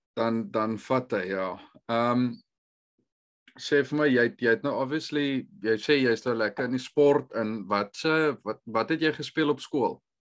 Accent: South Africa; moved away; ons as Suid-Afrikaners is moerse sosiale mense.

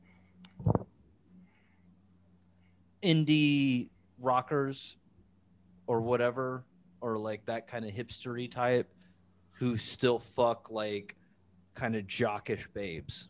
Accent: Ohio, United States; I'm from Ohio and there's a lot of racist here

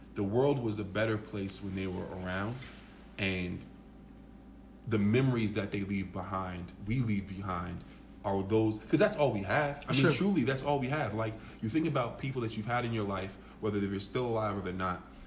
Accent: New York, United States; I'm a kid from New York

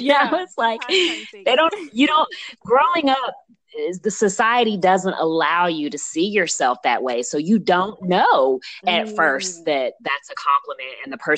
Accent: Texas, United States; also born or lived in Virginia; I grew up in Texas and Virginia and other places that people think, oh, we're not supposed to go to.

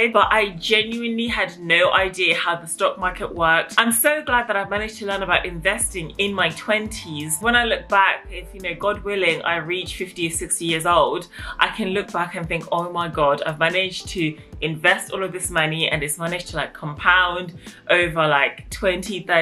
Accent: England, United Kingdom; I have an African background, and growing up in England

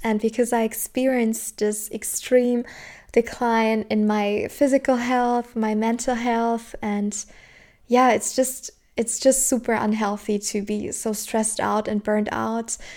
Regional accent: Southern Germany, Germany; I'm from Germany, and in my country, especially where I was born and raised in the south of Germany

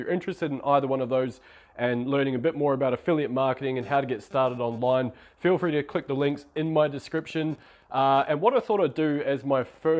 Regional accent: New Zealand; now in Australia; this is small town New Zealand. I'm from New Zealand, I live in Australia at the moment.

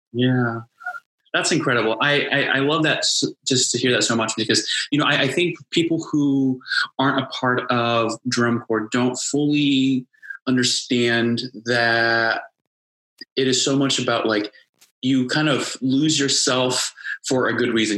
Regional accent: Indianapolis, Indiana, United States; moved away; I'm originally from Indianapolis

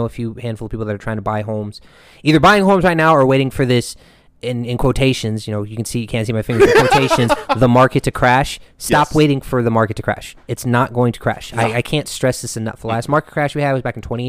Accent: Ohio, United States; moved away; I'm originally from Ohio

